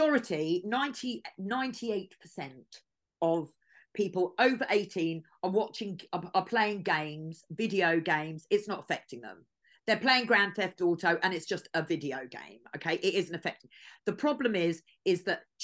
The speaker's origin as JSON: {"language": "English", "town": "Watford", "region": "East of England", "country": "United Kingdom", "moved": "yes", "said": "I'm from Watford, I've got a lot of friends still living in Watford"}